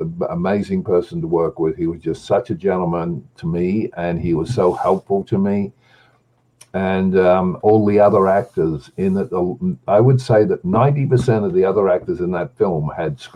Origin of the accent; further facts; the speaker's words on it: Australia; I'm an Australian